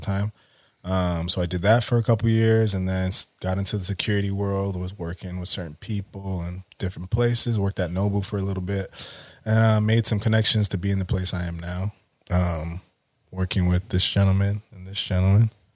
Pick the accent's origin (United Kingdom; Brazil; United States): United States; Oxnard, California; also born or lived in Montana; I grew up Southside of Oxnard, went to China Islands High School, um, then went to Ventura College